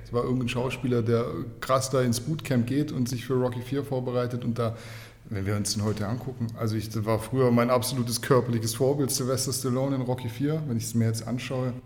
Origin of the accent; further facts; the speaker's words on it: Kornwestheim, Baden-Württemberg, Germany; ich komme aus dem schönen Kornwestheim